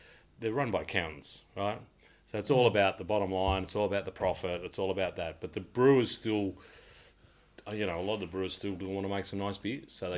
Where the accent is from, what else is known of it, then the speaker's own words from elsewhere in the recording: Bendigo, Victoria, Australia; I grew up in Bendigo where it was VB or Carlton Draft, right?